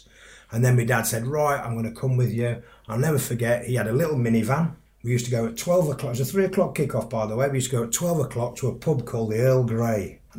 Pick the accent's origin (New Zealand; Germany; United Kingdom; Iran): United Kingdom; Sheffield, Yorkshire and the Humber; I was brought up in Sheffield, as you've said already, Sheffield was a very labour-orientated city.